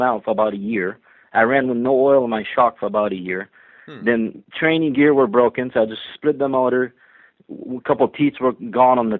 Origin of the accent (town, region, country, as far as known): Quebec, Canada; born or raised there; first language French; English is a second language; moved away as an adult; also born or lived in Vermont / Ontario